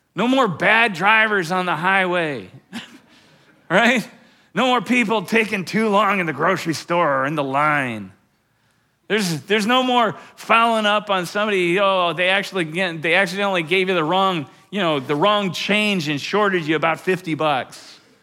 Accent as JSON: {"language": "English", "town": "Fort Collins", "region": "Colorado", "country": "United States", "tie": "born or raised there", "said": "my hometown of Fort Collins"}